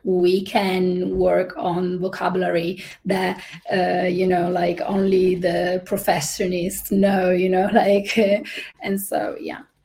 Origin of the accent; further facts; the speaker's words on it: Italy; moved away as an adult; also born or lived in United Kingdom / Singapore; I'm originally from Italy